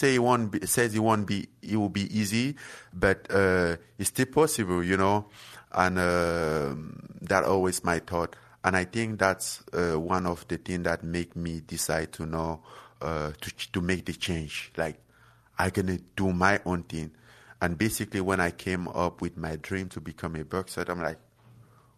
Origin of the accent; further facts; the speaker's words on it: Cameroon; moved away; where I'm from Cameroon and from some small village